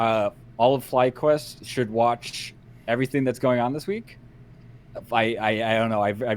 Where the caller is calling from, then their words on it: Arkansas, United States; I'm calling from Arkansas. I don't know a city in Arkansas, but I'm calling from Arkansas.